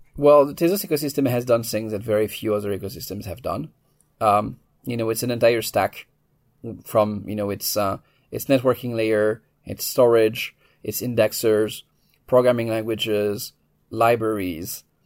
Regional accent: France; moved away as an adult; now in United States; I was, uh, born and raised in France. I, uh, moved to the U S in my early twenties

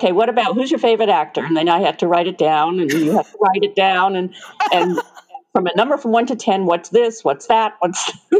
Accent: New York, United States; now in Tucson, United States; I'm from New York.

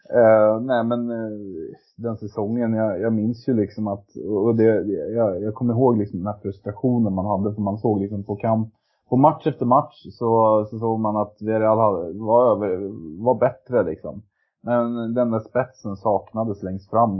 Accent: Sweden; now in Norway; jag var svensk

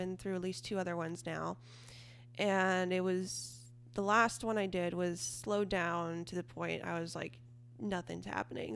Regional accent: Eureka, California, United States; I am from Eureka, California, which is in Northern California, Humboldt County.

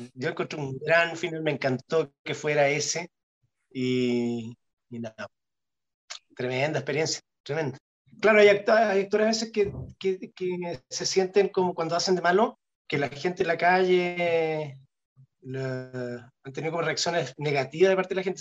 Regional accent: Punta Arenas, Magallanes and Chilean Antarctica, Chile; moved away; yo me acuerdo cuando era cabrón chico, yo veía la teleserie en Punta Arena

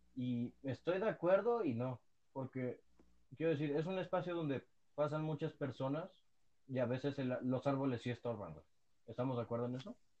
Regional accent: Mexico; somos los mexicanos

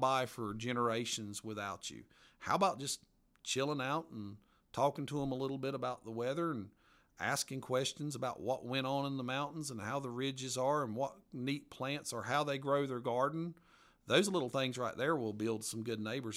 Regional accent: Appalachia, United States; accent: mountain accent; my mountain accent

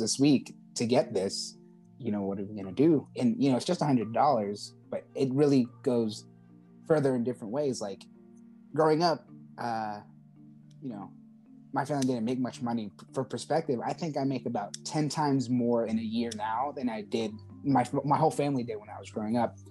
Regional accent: Charleston, South Carolina, United States; I'm from Charleston, South Carolina

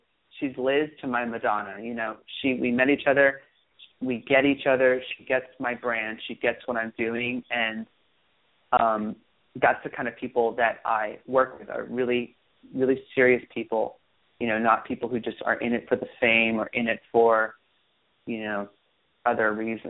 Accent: Hollywood, California, United States; growing up in Hollywood in general is it was very difficult

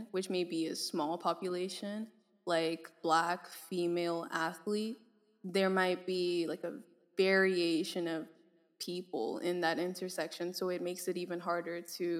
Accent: Nigeria; I'm Nigerian.

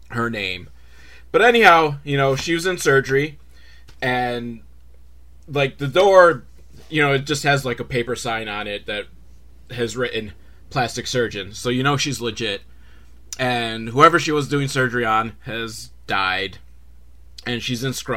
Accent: Buffalo, New York, United States; born or raised there

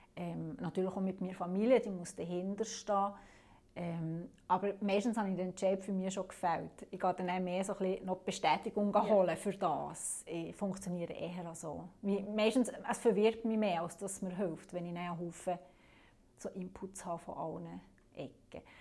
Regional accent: Alterswil, St. Antoni and Tafers, Fribourg, Switzerland; dort, wo ich herkomme, also das sind drei Gemeinden, das ist Alderschwil, Santoni und Tafers

